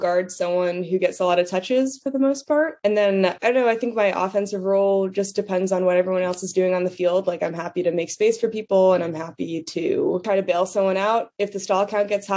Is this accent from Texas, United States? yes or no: no; New Jersey, United States; I'm from New Jersey.